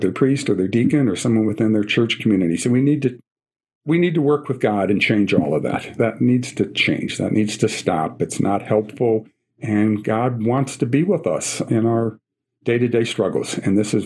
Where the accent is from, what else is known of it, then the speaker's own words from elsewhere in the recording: Scranton, Pennsylvania, United States; I'm from Scranton, Pennsylvania, the Diocese of Scranton, home of the office, and President Joe Biden's hometown